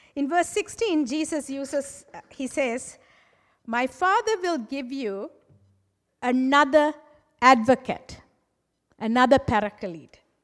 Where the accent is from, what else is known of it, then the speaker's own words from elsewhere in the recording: Sri Lanka; moved away; I'm originally from Sri Lanka